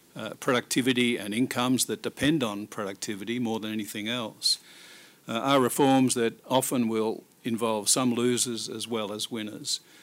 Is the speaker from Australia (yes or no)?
yes; Australia